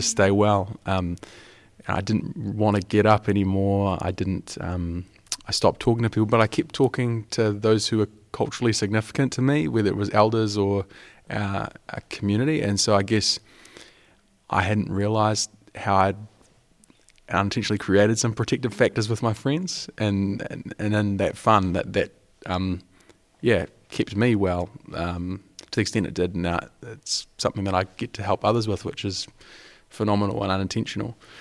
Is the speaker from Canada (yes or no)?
no; New Zealand; I'm from Aotearoa, New Zealand, um, the bottom of the world.